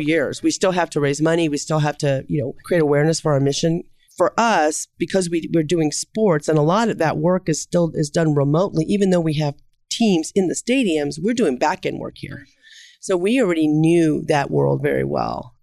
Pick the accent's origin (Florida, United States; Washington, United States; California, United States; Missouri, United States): Missouri, United States; Kansas City; I'm from Kansas City